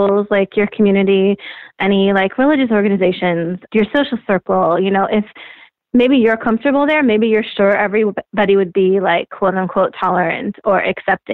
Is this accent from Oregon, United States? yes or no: yes; Oregon, United States; moved away; I was back in my home state. I'm not from Portland, but a lot of my friends have moved there and my sister's there